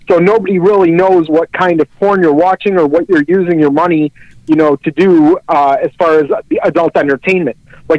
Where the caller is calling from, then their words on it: El Monte, California, United States; I'm calling from El Monte, California, which is in East Los Angeles